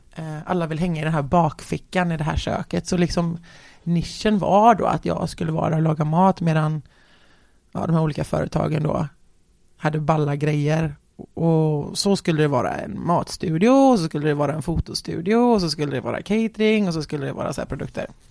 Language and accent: Swedish; Gothenburg, Västra Götaland, Sweden; där växte jag upp i någon liten, i någon liten trävilla där